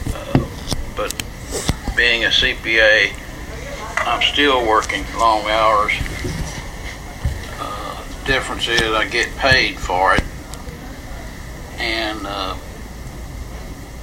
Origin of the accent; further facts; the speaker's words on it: Marion, Kentucky, United States; I was born in Marion, Kentucky, in May 29, 1941